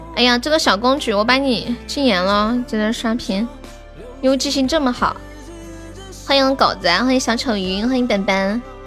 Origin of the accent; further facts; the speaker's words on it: Sichuan, China; 你咋个晓得我是四川的呢